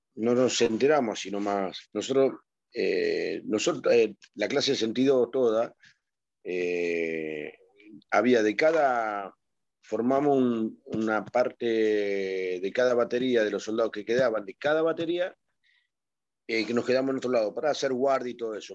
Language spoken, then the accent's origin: Spanish; Avellaneda, Buenos Aires Province, Argentina; also born or lived in Mendoza; Zona Sur, Avellaneda. Eh, fui siempre zona de Avellaneda. yo soy mendocino por nacimiento, al tiempo vine acá a Buenos Aires.